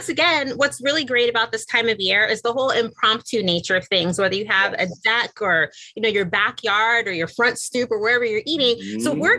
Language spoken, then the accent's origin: English; Indiana, United States; now in New York, United States; I'm originally from Indiana. I live in New York.